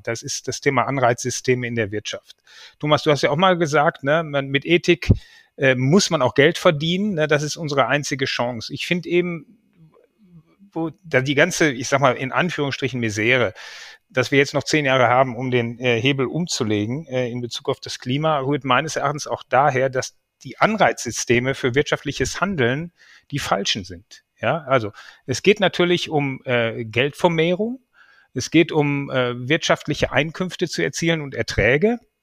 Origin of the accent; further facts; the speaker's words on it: Germany; uns ja alle als Deutsche